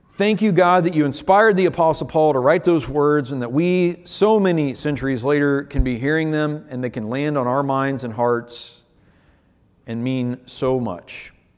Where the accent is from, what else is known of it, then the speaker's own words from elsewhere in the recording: United States; as an American pastor in twenty twenty-one